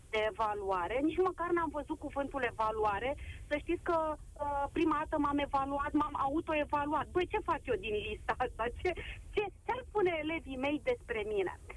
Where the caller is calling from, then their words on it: Constanța, Constanța County, Romania; sunt din Constanța și vă vorbesc uh, dintr-o dublă perspectivă.